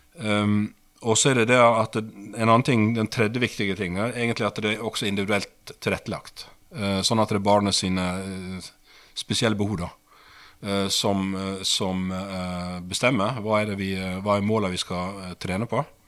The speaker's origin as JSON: {"language": "Norwegian", "town": "Sandane", "region": "Vestland", "country": "Norway", "tie": "born or raised there", "also_born_or_lived": "Asker", "accent": "Western Norwegian (Vestlandet)", "moved": "as an adult", "said": "Oppvokst eh, på et sted som heter Sandane, lite sted, i det som tidligere het eh, Sogn og Fjordane fylke, som nå er Vestland fylke"}